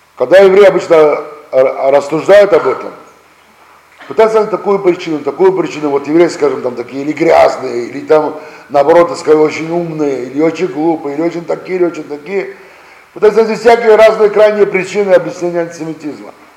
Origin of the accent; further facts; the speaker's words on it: Russia; мы сами родились здесь, в России